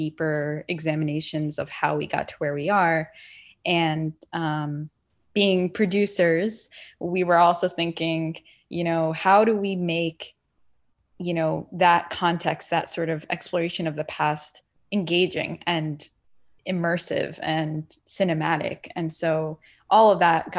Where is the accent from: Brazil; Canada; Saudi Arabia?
Saudi Arabia; also born or lived in Palestine; now in United States; I'm Palestinian originally, and I was born in Saudi Arabia. And so we both immigrated to this country